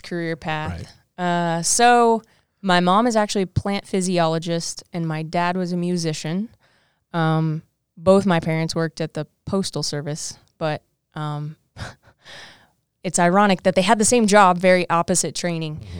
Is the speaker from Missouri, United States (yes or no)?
yes; Southwest Missouri, United States; because I'm from South Missouri, uh, Southwest Missouri. So um, I wanted to get far away from home